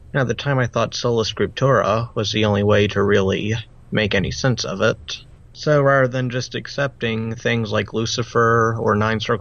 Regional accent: Arkansas, United States; I'm from Arkansas in the United States

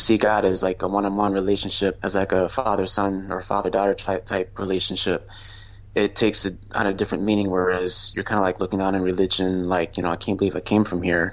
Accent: western New York, United States; born or raised there; also born or lived in Pennsylvania / Buffalo, New York

